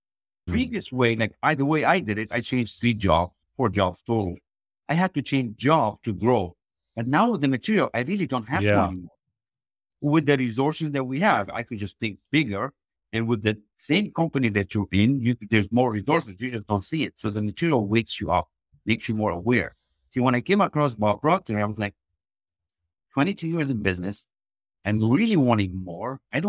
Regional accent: Lebanon; now in Canada; I was raised in Lebanon, a very small village, left with a backpack, jumped on board and said, I'm done. And I knew there was more greatness for me when I came to Canada and visited the US.

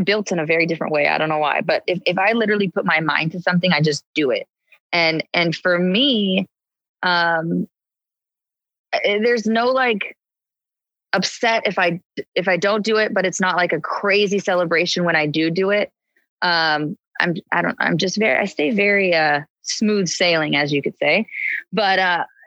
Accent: San Diego, California, United States; now in Los Angeles, United States; I grew up in San Diego, which is just 2 hours south

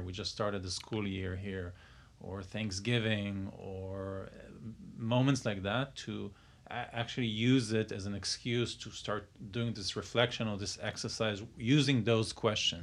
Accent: Israel; moved away; I'm from Israel

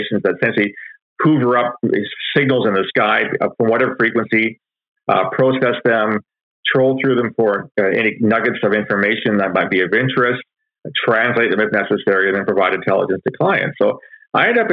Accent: London, Ontario, Canada; I was born and raised in London, Ontario

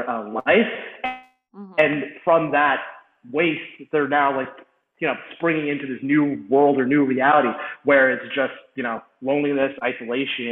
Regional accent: United States; also born or lived in Malawi; now in Jersey City, United States; I'm this American kid

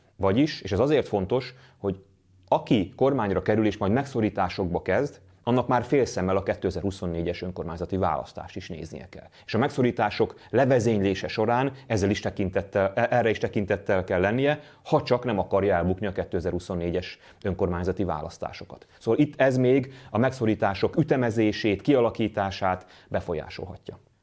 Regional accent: Hungary; magyarként, magyar társadalomként, magyar nemzetként

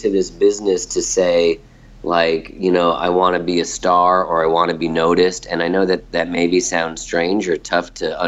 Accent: New Jersey, United States; I'm from New Jersey. I'm from a blue-collar town

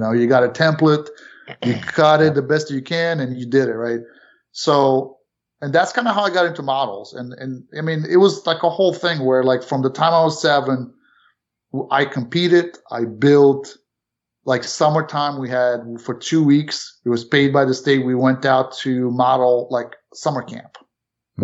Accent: Romania; also born or lived in New York City, United States / Florida, United States / South Carolina, United States; now in Canton, Ohio, United States; originally born not in this country. Mm-hmm. Um, Went, you know, family moved to New York City from Romania

